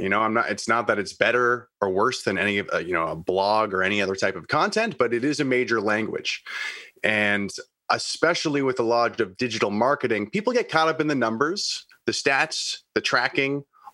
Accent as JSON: {"language": "English", "town": "Kingston", "region": "Ontario", "country": "Canada", "tie": "born or raised there", "said": "Well, I grew up in Kingston, Ontario, Canada. Went to school for media studies in London, Ontario, and also radio broadcasting."}